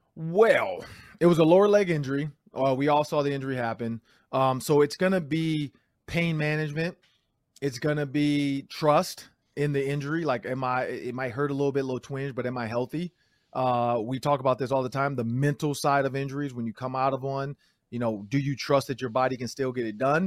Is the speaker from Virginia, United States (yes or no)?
no; Detroit, Michigan, United States; I'm from Detroit